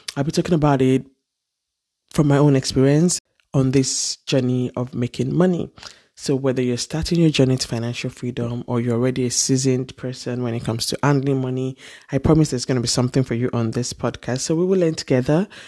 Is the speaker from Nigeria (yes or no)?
yes; Ile-Ife, Osun, Nigeria; Growing up in Nigeria, in Ile Ife, to be precise